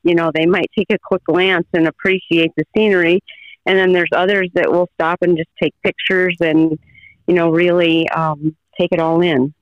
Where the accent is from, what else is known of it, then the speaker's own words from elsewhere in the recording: Colesburg, Iowa, United States; I'm here on my family farm, which is where I grew up, and that is about five miles north of Colesburg, Iowa